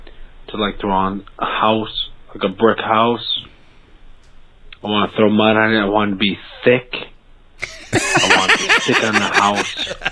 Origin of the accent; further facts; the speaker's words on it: Miami, Florida, United States; I'm from Miami.